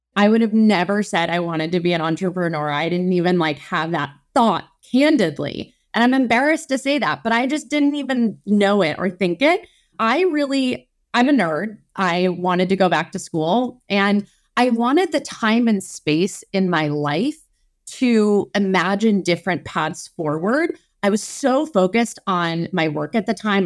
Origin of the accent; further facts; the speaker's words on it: Midwest, United States; moved away; also born or lived in Chicago / Minneapolis / New Orleans / Stanford; I am a Midwesterner born and raised. My, I was born in Chicago, but I've lived in Minneapolis.